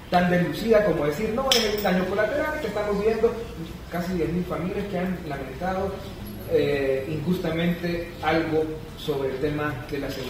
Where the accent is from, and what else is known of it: El Salvador